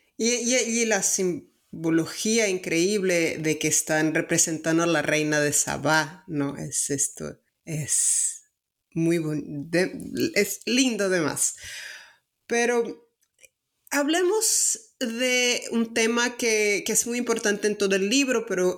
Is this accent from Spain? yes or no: no; Salvador, Bahia, Brazil; accent: Brazilian; Spanish is a second language; moved away; also born or lived in northeast Mexico; soy de, Brasil, de Salvador, Ah, viví el noreste de México